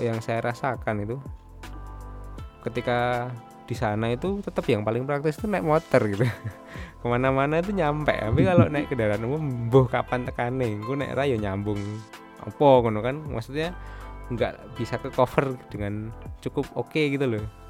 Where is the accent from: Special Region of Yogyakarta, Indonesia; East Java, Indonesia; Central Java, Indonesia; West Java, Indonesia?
Special Region of Yogyakarta, Indonesia; Yogyakarta; masa kecil kita di Jogja itu kan ada Aspada, ada Kopaja